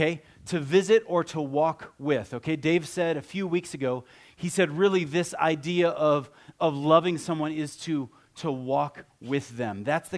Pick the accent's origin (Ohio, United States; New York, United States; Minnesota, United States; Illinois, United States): Ohio, United States; I grew up in Ohio, and if I had a picture of me, like, from high school, I'd have on cowboy boots, and you know, I have cowboy hats, the whole thing.